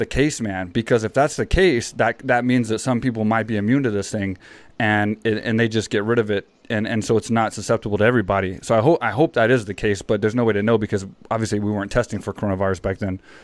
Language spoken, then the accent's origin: English; San Jose, California, United States; moved away as an adult; now in Thailand; me growing up in San Jose